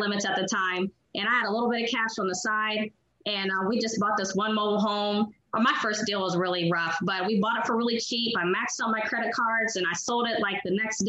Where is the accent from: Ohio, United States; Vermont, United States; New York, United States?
Ohio, United States; Columbus; I'm from Columbus